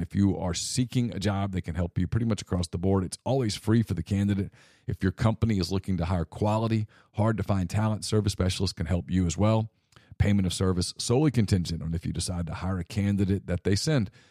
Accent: Ruston, Louisiana, United States; moved away; also born or lived in Mobile, Alabama; when I was a boy growing up in Ruston

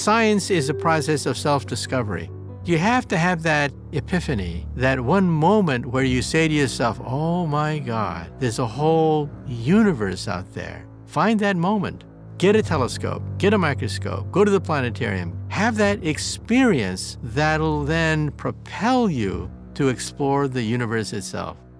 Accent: San Jose, California, United States; also born or lived in Palo Alto, California; was born in San Jose before it became the, the, the heartland of Silicon Valley.

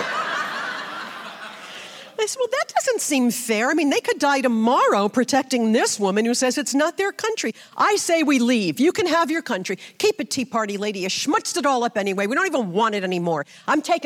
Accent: Brooklyn, New York, United States; I grew up in Brooklyn, so it was different there, religion

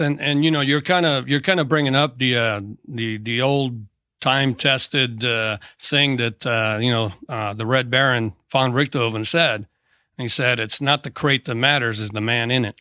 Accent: Tracy, California, United States; moved away as an adult; I uh, grew up in Tracy, California. Uh, it's about 80 miles east of San Francisco. Went to high school there

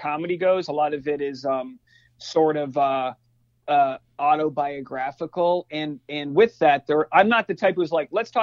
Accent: New England, United States; we grew up, like growing up in New England

